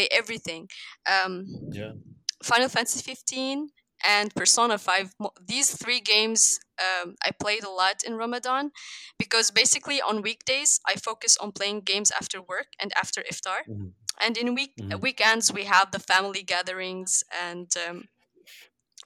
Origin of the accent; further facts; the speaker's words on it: Lebanon; I'm from Lebanon, a small country in the Levant region in the Middle East